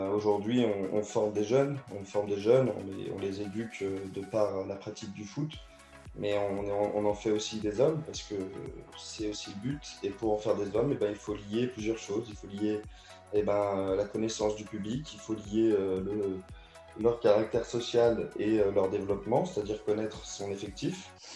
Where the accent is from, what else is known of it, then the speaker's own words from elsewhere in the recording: Auvergne-Rhône-Alpes, France; moved away as an adult; also born or lived in Caluire-et-Cuire / Neuville-sur-Saône / Rodez; Je suis du Rhône au départ